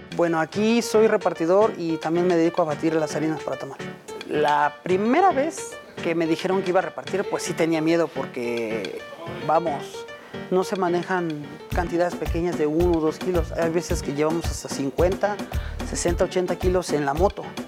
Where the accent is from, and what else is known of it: Mexico